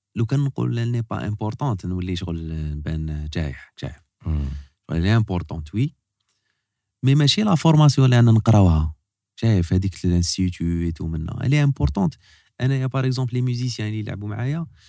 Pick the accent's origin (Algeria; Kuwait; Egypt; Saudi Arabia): Algeria; El Harrach, Algiers Province; انا زايد هنا واحد زايد في الحراج كابر في الحراج